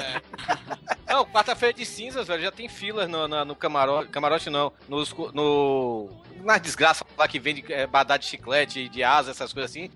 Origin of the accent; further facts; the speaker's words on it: Salvador, Bahia, Brazil; moved away as an adult; now in Fortaleza, Brazil; eu sou baiano, sou lá de Salvador